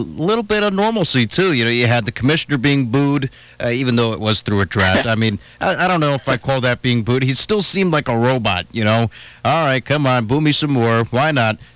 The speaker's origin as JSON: {"language": "English", "region": "New Jersey", "country": "United States", "moved": "yes", "lives_now": "Ohio, United States", "said": "I'm from Jersey"}